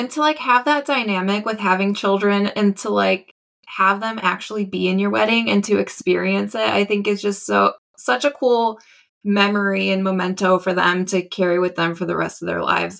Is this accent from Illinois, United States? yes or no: yes; Chicago, Illinois, United States; and I'm from Chicago.